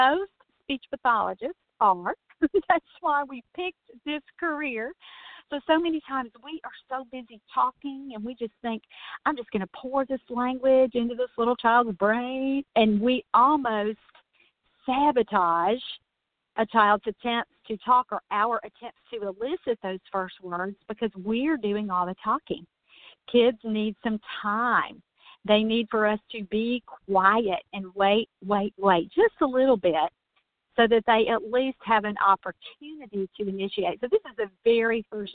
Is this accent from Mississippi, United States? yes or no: yes; Mississippi, United States; that's my home state.